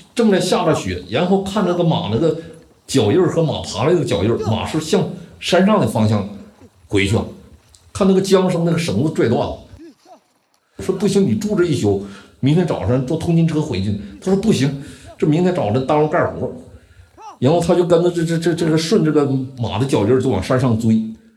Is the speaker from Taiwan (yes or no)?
no; Wuchang, Heilongjiang, China; moved away as an adult; 一九六一年出生，然后在黑龙江省武昌县，商河屯林业局第一个小林厂长大。松花江有一条主要的支流叫拉林河，拉林河的源头在我的家乡